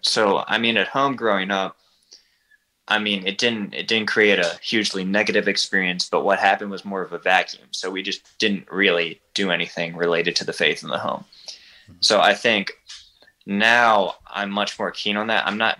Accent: Baltimore, Maryland, United States; I'm from Baltimore and she's from McEwen, about an hour west of Nashville.

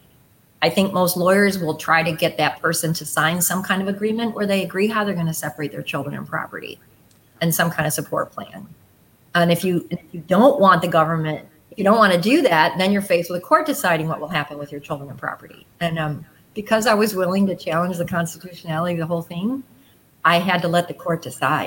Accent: Bay Village, Ohio, United States; I grew up in Bay Village, west side suburbs of Cleveland, within walking distance of Huntington Beach.

